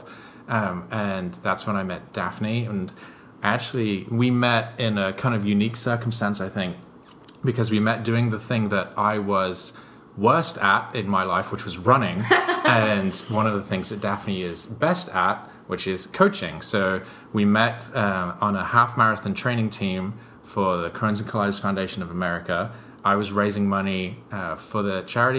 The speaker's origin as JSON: {"language": "English", "region": "England", "country": "United Kingdom", "tie": "born or raised there", "moved": "as an adult", "lives_now": "New York, United States", "said": "I grew up in England"}